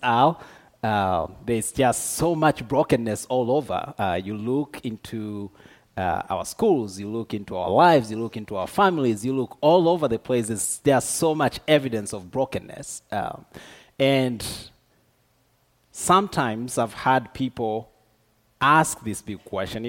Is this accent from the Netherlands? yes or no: no; Tanzania; moved away as an adult; now in Dallas, United States; I am originally from Tanzania, but Dallas is home now for me